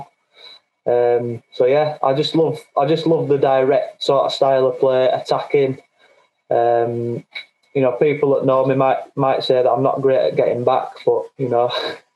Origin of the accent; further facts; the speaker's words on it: Bradford, Yorkshire and the Humber, United Kingdom; accent: Yorkshire; now in Halifax, United Kingdom; But I am from Bradford originally